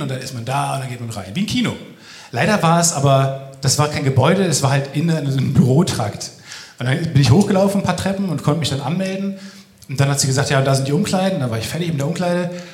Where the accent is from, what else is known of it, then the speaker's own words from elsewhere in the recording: near Dortmund, North Rhine-Westphalia, Germany; ich komme aus der Ecke bei Dortmund eigentlich